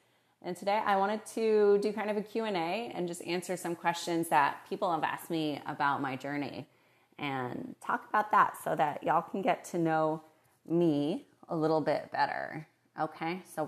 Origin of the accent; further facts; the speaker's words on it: Moses Lake, Washington, United States; also born or lived in Morelia, Mexico; So I was born in Morelia, Mexico, and I moved to rural Washington State at age 3. We moved to a tiny town called Moses Lake, Washington, in between Spokane and Seattle. There was hella white people, and I'm Latinx, but I'm also white.